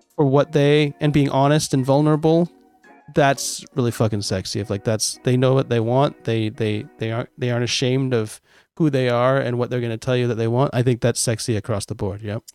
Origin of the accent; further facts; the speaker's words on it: United States; now in Japan; I'm American and, uh, and live in Japan